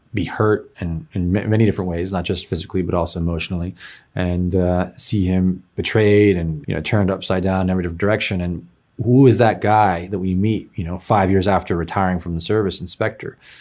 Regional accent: Oakland, California, United States; I'm from San Francisco Bay Area, Oakland

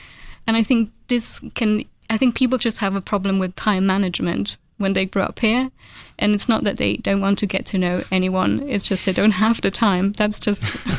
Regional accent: Zurich, Switzerland; I grew up in Zurich. I lived here for 30 years

